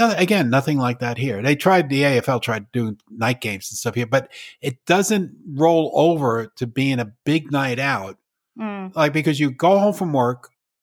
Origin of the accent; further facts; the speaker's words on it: New York, United States; moved away; growing up in New York